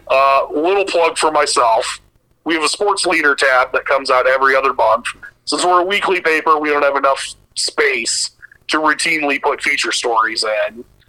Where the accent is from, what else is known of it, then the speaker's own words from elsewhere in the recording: Sioux City, Iowa, United States; living, growing up in Sioux City, which was basically like halfway between Minneapolis and Kansas City.